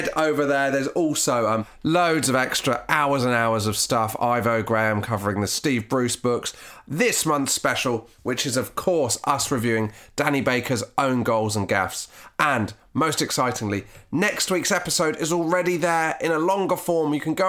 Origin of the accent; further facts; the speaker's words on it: Devon, South West England, United Kingdom; I grew up in Devon.